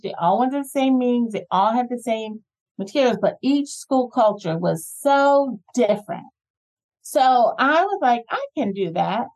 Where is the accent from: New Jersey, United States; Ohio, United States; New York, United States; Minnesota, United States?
New Jersey, United States; moved away as an adult; also born or lived in Atlanta, Georgia; I grew up in New Jersey, went to high school in New Jersey